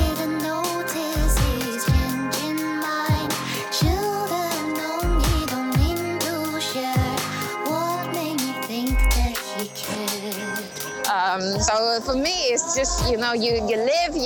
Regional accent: Shenzhen, Guangdong, China; now in London, United Kingdom; I was born there, and then I grew up in Shenzhen, which is next to Hong Kong in South China

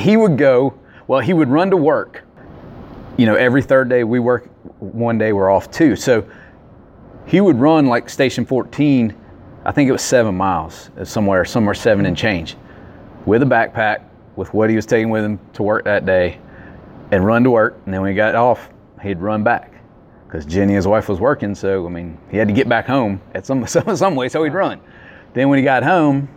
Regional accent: Greensboro, North Carolina, United States; we grew up in Hamilton Lakes

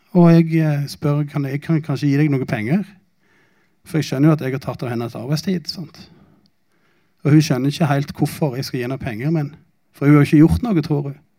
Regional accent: Norway; jeg er jo norsk

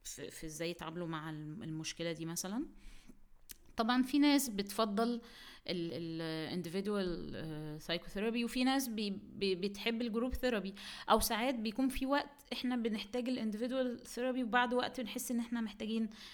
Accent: Egypt; عندنا في مصر

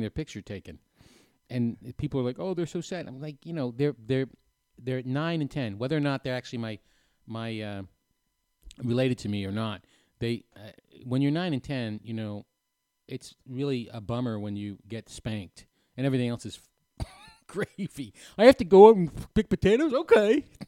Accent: New Hampshire, United States; moved away; I grew up in New Hampshire

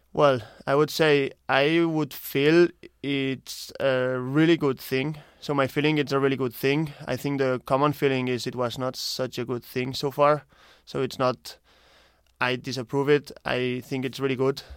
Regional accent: Barcelona, Catalonia, Spain; moved away as an adult; now in Ireland; I'm originally from Spain, Barcelona, and I'm here in Ireland since the last two years

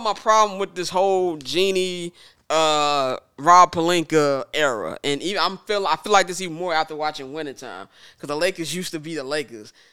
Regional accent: Midwest, United States; I'm from the Midwest

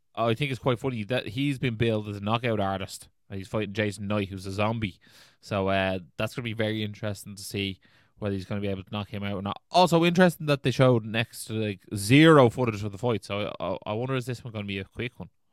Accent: Ireland; we're Irish

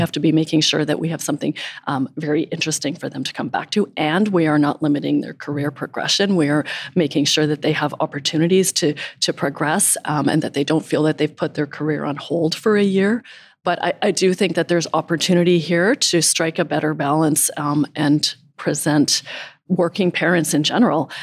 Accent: Calgary, Alberta, Canada; moved away as an adult; also born or lived in San Diego; born and raised in Calgary

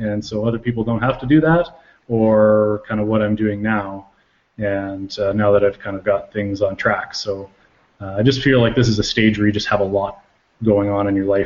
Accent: Calgary, Alberta, Canada; now in Lethbridge, Canada; I live in Lethbridge, Alberta. I'm originally from Calgary. I moved down here to go to school and haven't moved away since.

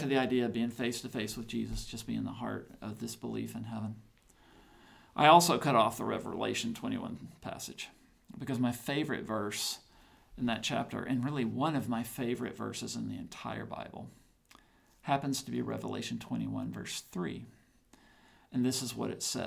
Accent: the South, United States; I'm a Southerner.

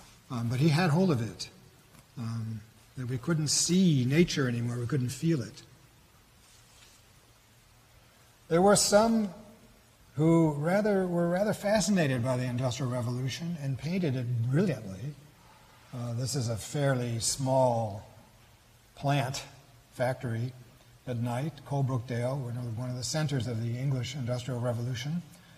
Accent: New York, United States; Niagara Falls. I grew up near Niagara Falls, and I think I know just where this is.

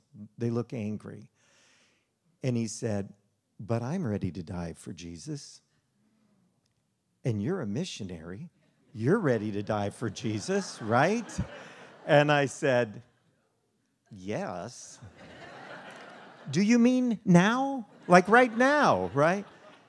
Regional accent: Chicago, Illinois, United States; born there; also born or lived in Las Vegas; So I was born in Chicago, plenty of business there. And then Las Vegas.

